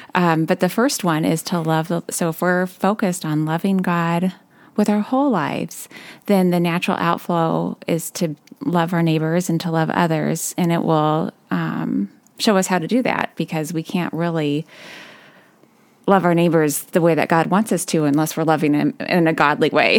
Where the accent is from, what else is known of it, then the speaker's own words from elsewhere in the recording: California, United States; moved away as an adult; now in Ludington, United States; I'm originally from California, and that's where I met my husband